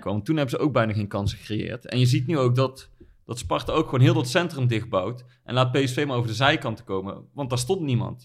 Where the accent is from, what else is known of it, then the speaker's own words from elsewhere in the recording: Netherlands; als Nederlanders